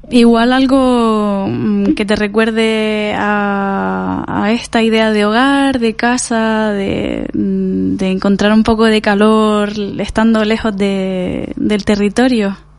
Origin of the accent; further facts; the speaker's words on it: Canary Islands, Spain; moved away; yo al ser canario